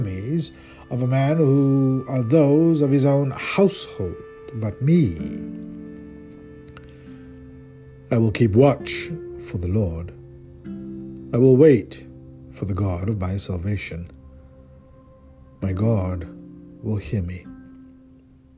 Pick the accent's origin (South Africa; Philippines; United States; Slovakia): South Africa; moved away; my home country, South Africa